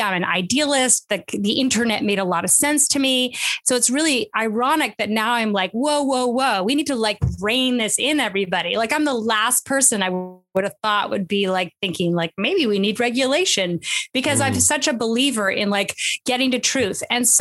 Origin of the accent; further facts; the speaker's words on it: Canada; moved away as an adult; also born or lived in Montreal, Canada / London, United Kingdom / California, United States; now in United States; I was born and studied in Canada, and a Canadian, proud Canadian American